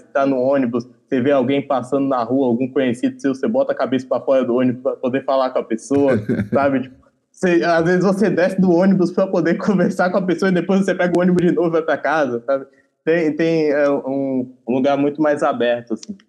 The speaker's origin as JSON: {"language": "Portuguese", "town": "Feira de Santana", "region": "Bahia", "country": "Brazil", "tie": "born or raised there", "moved": "yes", "lives_now": "São Paulo, Brazil", "said": "Eu vim de Feira de Santana, Bahia, mais precisamente do bairro Parque Lagoas Bahia"}